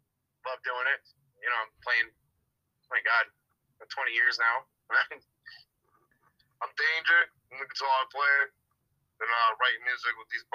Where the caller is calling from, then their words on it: New Haven, Connecticut, United States; New Haven, Connecticut.